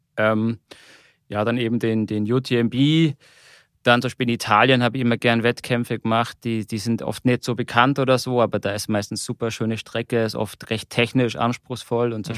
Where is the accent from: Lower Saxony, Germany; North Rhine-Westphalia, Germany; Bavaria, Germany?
Bavaria, Germany; Munich; ich komme eigentlich aus München, zumindest Nähe der Berge